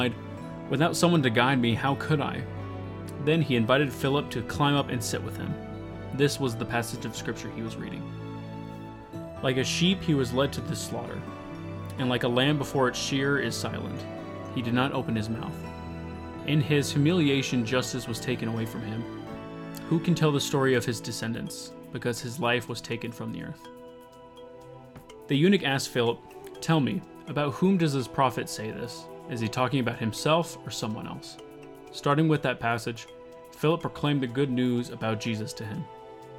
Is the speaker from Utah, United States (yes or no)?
yes; St. George, Utah, United States; my hometown of St. George, Utah